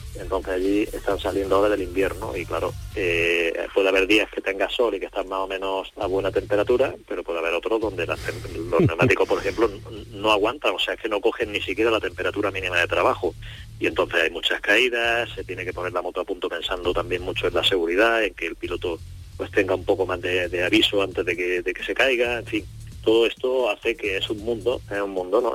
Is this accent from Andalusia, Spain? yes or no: yes; Andalusia, Spain; como andaluz que soy